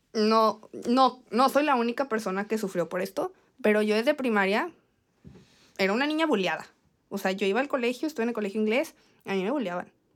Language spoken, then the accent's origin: Spanish; Torreón, Coahuila, Mexico; Soy de Torreón